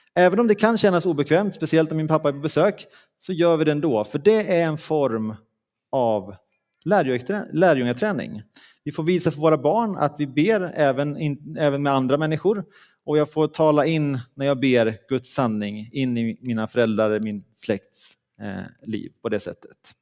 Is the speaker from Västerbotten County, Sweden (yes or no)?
no; Leksand, Dalarna County, Sweden; moved away; där jag kommer ifrån i, från Leksand